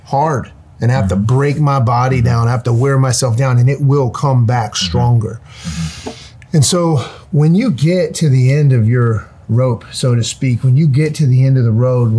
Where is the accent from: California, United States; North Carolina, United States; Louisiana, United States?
North Carolina, United States; born or raised there